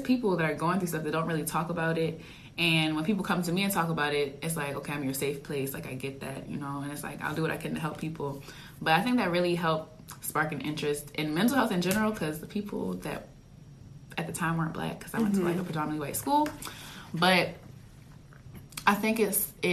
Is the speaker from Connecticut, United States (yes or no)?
no; Baltimore, Maryland, United States; I'm from Maryland, Baltimore, Maryland